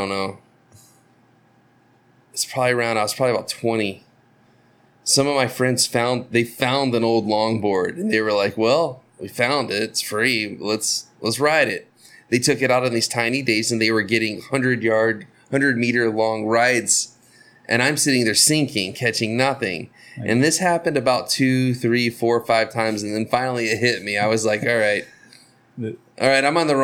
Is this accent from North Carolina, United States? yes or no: no; Florida, United States; I'm from Florida, we don't have mountains